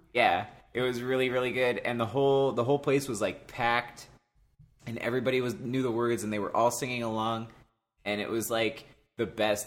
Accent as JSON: {"language": "English", "town": "Cleveland", "region": "Ohio", "country": "United States", "said": "I'm from the Cleveland area"}